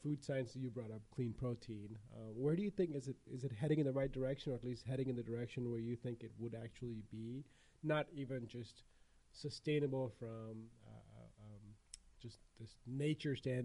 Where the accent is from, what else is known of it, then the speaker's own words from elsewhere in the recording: India; moved away; I'm Indian. I was born in India